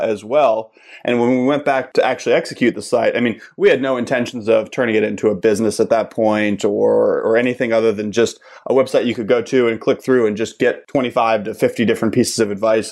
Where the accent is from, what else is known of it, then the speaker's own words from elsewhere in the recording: Pittsburgh, Pennsylvania, United States; moved away as an adult; also born or lived in Kent, Ohio; I'm originally from Pittsburgh. I grew up there